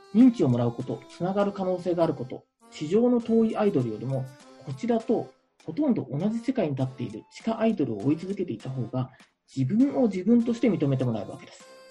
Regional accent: Chiba, Japan; 千葉が地元なんですよ、千葉市千葉市が地元なので

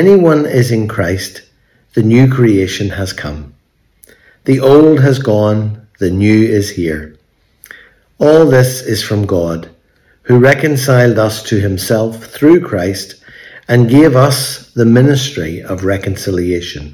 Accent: Belfast, Northern Ireland, United Kingdom; moved away; today we're in Belfast, in my hometown where I grew up.

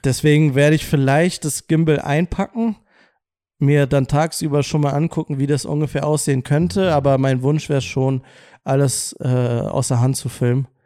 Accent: Wolfsburg, Lower Saxony, Germany; aus meiner Heimatstadt kommt, aus Wolfsburg

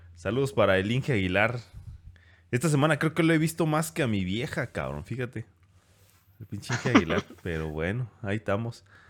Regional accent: Mexico; como buenos mexicanos

